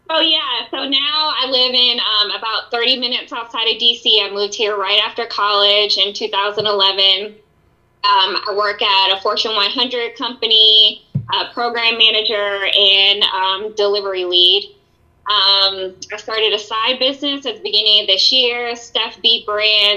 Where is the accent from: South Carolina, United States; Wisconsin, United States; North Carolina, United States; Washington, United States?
North Carolina, United States; Charlotte; also born or lived in California; I was born in California, but I only lived there for 2 years before I moved to Charlotte. So I was really raised in North Carolina. Went to all my elementary school, middle school, high school was all in Charlotte